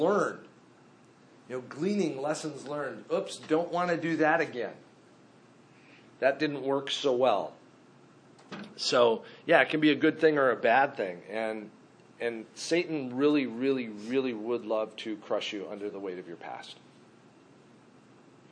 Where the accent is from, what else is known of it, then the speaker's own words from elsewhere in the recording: Minnesota, United States; I grew up in Minnesota